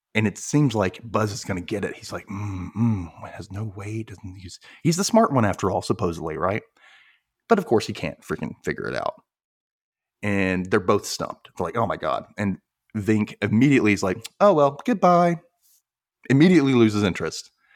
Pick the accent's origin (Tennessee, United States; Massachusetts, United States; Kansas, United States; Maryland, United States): Tennessee, United States; Memphis; me and my cousins from here were like, "Memphis?"